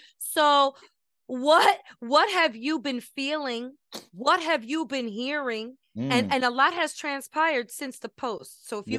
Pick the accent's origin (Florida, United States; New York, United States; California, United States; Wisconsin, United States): New York, United States; Brooklyn; You right, know, I know, because I'm from Brooklyn.